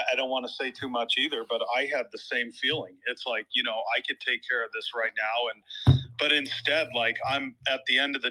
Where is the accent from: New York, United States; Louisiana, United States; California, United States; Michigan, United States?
California, United States; Joshua Tree; I grew up in Joshua Tree